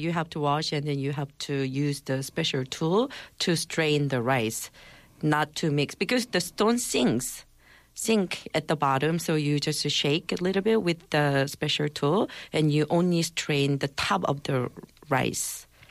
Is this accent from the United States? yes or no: no; Gangwon, South Korea; in my hometown of Gangwon Province, we make a tteokguk with mandu dumplings